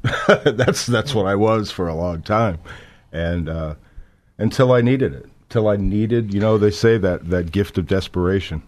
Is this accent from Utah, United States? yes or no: no; South Florida, United States; I was born in, uh, South Florida. I was born and raised there